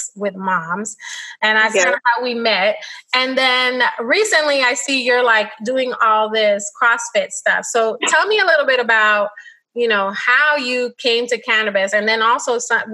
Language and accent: English; New York City, New York, United States; I'm a girl from the Bronx